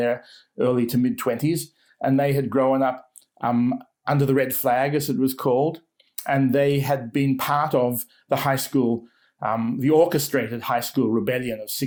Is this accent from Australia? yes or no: yes; Sydney, New South Wales, Australia; moved away as an adult; also born or lived in Canberra, Australia; now in New Zealand; I grew up in Sydney, but I went to university in Canberra to study Sanskrit